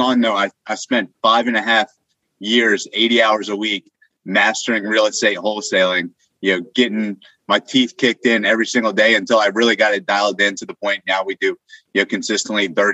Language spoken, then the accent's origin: English; Northern Virginia, United States; moved away as an adult; now in Austin, United States; I was living in Northern Virginia. It's kind of where I grew up, bad traffic